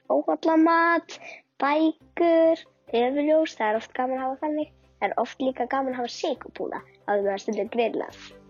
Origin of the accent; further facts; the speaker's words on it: Kópavogur, Capital Region, Iceland; ég er frá Kópúi.